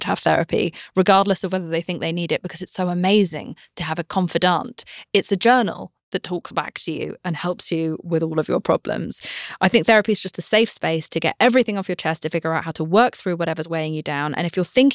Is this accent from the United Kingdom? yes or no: yes; United Kingdom; I'm British.